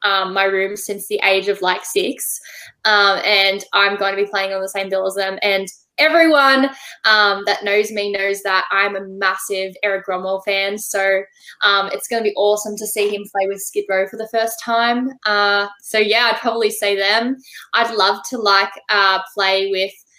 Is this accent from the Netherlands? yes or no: no; Australia; I just recently played my hometown